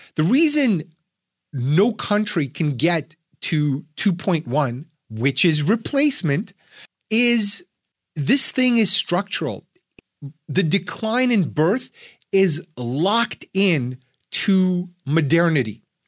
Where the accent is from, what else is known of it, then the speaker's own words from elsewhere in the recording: Ukraine; now in United States; I'm an immigrant from Soviet Union, from Ukraine